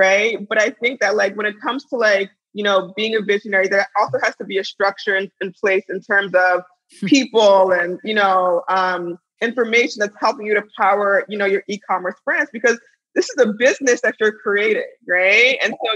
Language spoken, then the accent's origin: English; United States; also born or lived in Pittsburgh; I grew up here in the States, but, you know, I come from a, you know, very strong Nigerian background and heritage